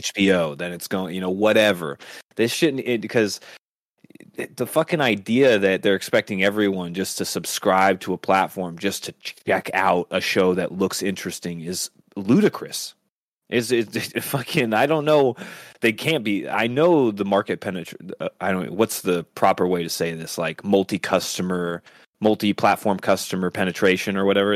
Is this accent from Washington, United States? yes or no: yes; Seattle, Washington, United States; we come from the Seattle area